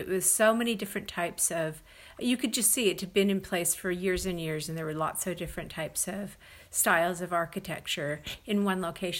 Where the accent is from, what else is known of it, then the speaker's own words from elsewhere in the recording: United States; we are from the United States of America